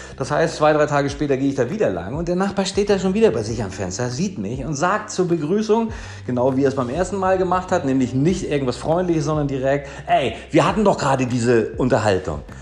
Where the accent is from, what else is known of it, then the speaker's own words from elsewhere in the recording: Kiel, Schleswig-Holstein, Germany; moved away as an adult; now in Marbella, Spain; ich komme ursprünglich aus Kiel. Ich lebte dort mein Leben lang und bin vor vier Jahren nach Marbella gekommen